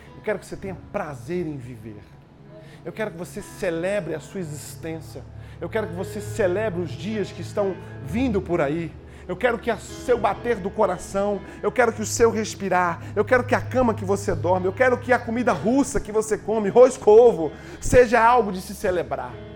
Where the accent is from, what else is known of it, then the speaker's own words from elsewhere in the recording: Brazil; moved away; Eu já tive a experiência de morar fora do Brasil